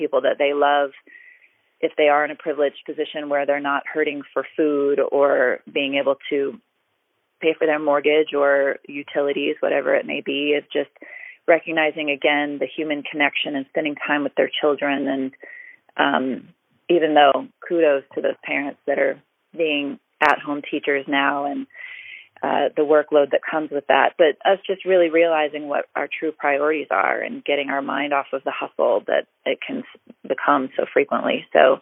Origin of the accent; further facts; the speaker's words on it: Orlando, Florida, United States; I grew up in Orlando, which is an area that has a huge convention market